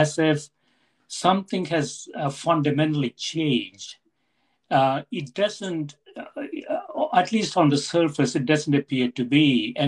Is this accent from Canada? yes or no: no; India; now in United States; I grew up in India. I came to the U.S. a long time ago now